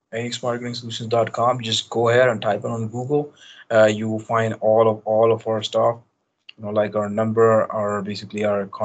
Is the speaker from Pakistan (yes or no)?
yes; Pakistan; English is a second language; But however, we operated, like I operated from my home country, Pakistan.